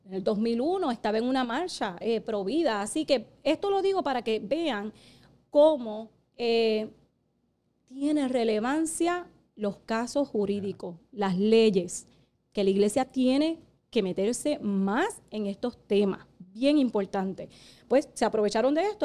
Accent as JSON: {"language": "Spanish", "country": "Puerto Rico", "said": "somos la única colonia eh, ahora mismo en el mundo. Eh, porque somos propiedad de Estados Unidos"}